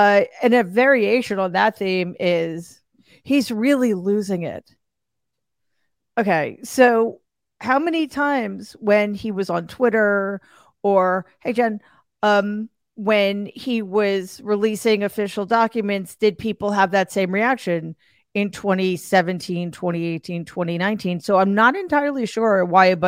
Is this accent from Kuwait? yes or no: no; New York City, New York, United States; my hometown, New York City